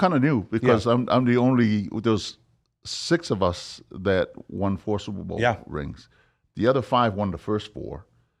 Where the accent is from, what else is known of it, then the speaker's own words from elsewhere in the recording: Samoa; now in United States; I think about how I grew up in Samoa, man. You know, when you didn't even get a ball to play with.